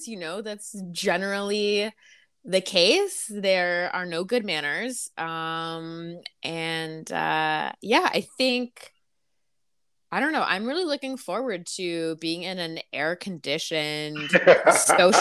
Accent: Toronto, Ontario, Canada; Born and raised in Toronto.

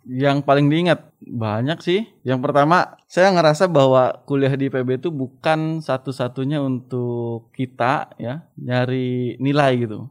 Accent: Subang, West Java, Indonesia; moved away as an adult; also born or lived in Cianjur; orang kampung, eh, dari kampung kecil di Subang

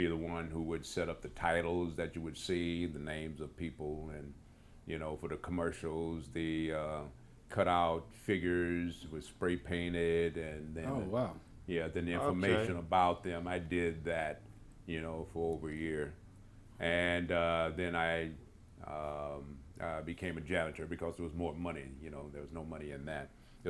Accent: San Francisco, California, United States; also born or lived in Houston; I grew up in San Francisco.

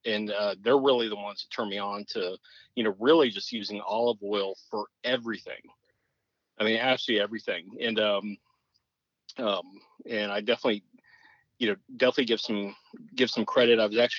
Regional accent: Texas, United States; I answer Texan. I'm Texan through and through.

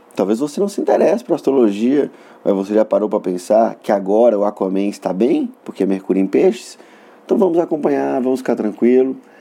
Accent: Montes Claros, Minas Gerais, Brazil; accent: norte mineiro; eu deveria comentar a respeito do meu sotaque é porque eu sou norte mineiro do é, localizado na cidade de Montes Claros

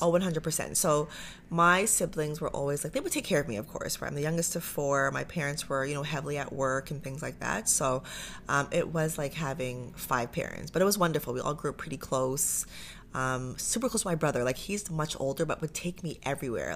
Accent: Pickering, Ontario, Canada; also born or lived in Toronto; now in Ajax, Canada; I grew up in Pickering, so grew up in oh, Durham

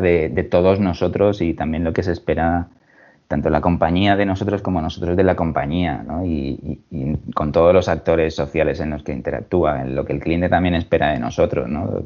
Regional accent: Alicante, Valencian Community, Spain; moved away as an adult; now in Mallorca, Spain; nací en Alicante hace ya unos, unos cuantos años me decidí por, estudiar relaciones laborales en, la Universidad de Alicante

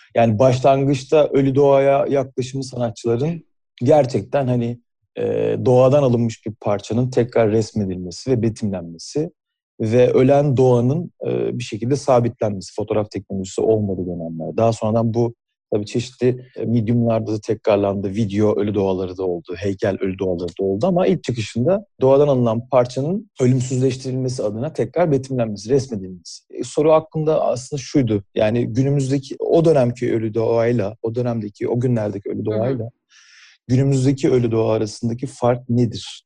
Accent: Burdur, Turkey; aslen Burdurluyum ve annemin evindeki küçük bahçede

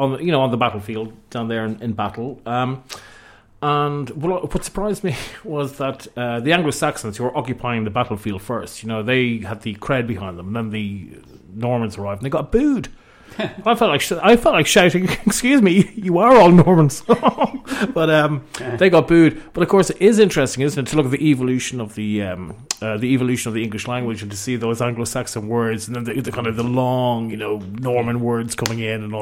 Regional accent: Ireland; now in London, United Kingdom; who was I as an Irishman?

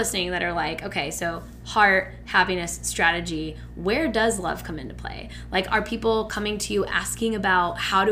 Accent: Midwest, United States; I'm from the Midwest

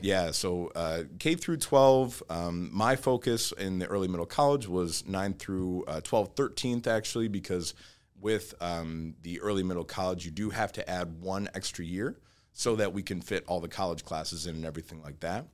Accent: Troy, Michigan, United States; also born or lived in Auburn Hills, Michigan; I grew up, uh, Troy

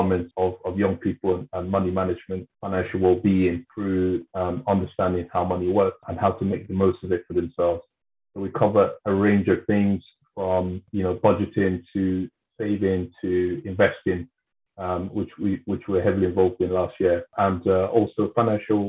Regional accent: London, United Kingdom; in my community where I grew up in South London

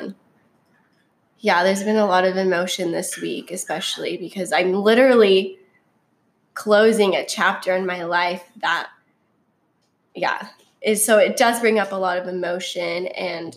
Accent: Gilbert, Arizona, United States; I was born and raised in Gilbert, Arizona.

